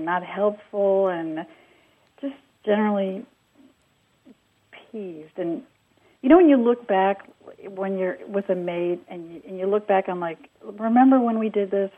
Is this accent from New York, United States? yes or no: yes; New York, United States; now in Indianapolis, United States; I'm from New York